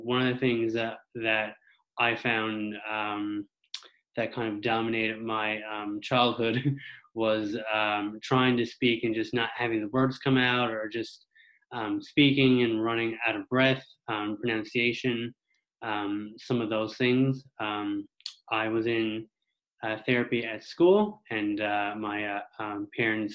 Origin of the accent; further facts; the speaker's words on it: Mount Pearl, Newfoundland and Labrador, Canada; I'm from Mount Pearl, Newfoundland